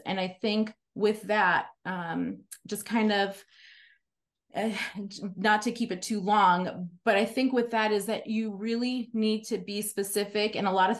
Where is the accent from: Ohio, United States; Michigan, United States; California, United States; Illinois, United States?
Illinois, United States; Chicago; now in Fountain Hills, United States; I grew up in Chicago.